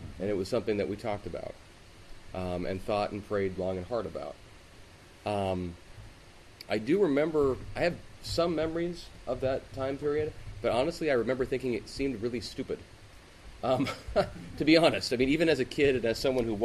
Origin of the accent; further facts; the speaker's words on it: Seattle, Washington, United States; growing up in the Seattle area